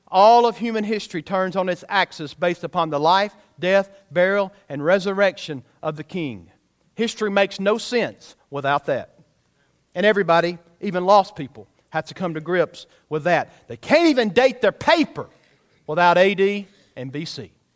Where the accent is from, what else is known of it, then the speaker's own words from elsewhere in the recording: United States; I'm American-born